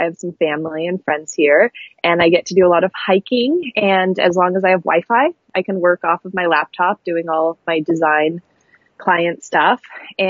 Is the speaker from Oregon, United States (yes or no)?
yes; Seaside, Oregon, United States; also born or lived in Astoria, Oregon; I grew up in a small town in Oregon. I grew up in Astoria and then Seaside, Oregon. And it was very coastal, very small, and it gave me a great natural, like just full of nature. I grew up surrounded by nature